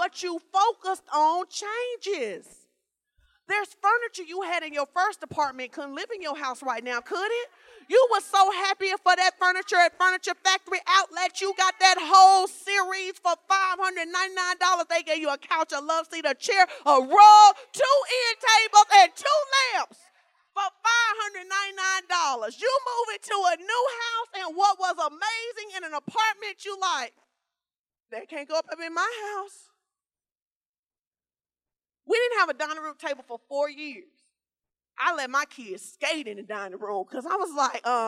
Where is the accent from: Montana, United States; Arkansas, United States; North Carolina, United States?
Arkansas, United States; moved away; I grew up in Fort Ice, Arkansas. It's a small town.